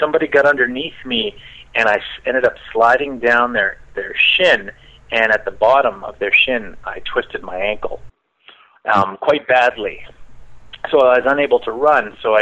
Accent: Victoria, British Columbia, Canada; I grew up on Vancouver Island in Victoria.

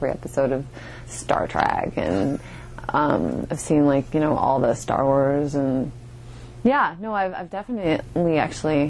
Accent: Canada; My parents are from Chile, but I was born and raised in Canada

